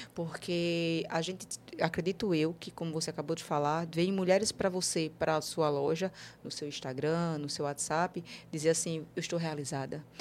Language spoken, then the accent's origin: Portuguese; Northeast Region, Brazil; nós que somos nordestinos